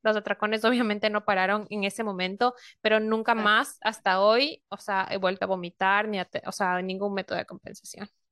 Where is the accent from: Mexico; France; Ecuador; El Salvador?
Ecuador; moved away as an adult; also born or lived in Spain; now in Norway; yo soy ecuatoriana y vivo en Europa, vivo ahorita en Noruega